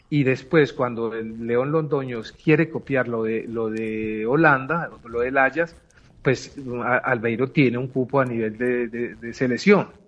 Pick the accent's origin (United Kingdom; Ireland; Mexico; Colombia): Colombia; ese Calda reflejaba lo que nosotros queríamos como colombianos mm, que podíamos expresar a través del juego.